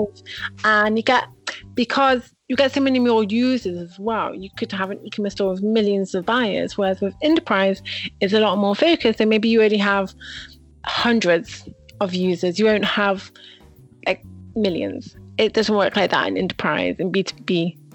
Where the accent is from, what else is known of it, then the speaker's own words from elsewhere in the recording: Manchester, North West England, United Kingdom; moved away as an adult; now in Israel; I'm originally from Manchester, England. I moved to Israel must have about been 10 years ago